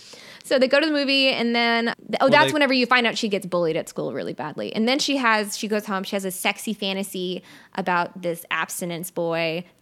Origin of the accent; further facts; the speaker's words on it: Mississippi, United States; So we grew up in very different places. Mm-hmm. I am from South Mississippi.